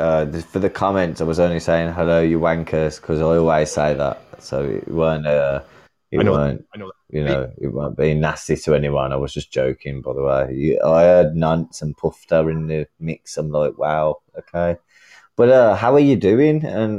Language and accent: English; England, United Kingdom; But I'm from England. Yeah, of course. I don't mean to hurt your feelings and that with the way I speak. I'm from England.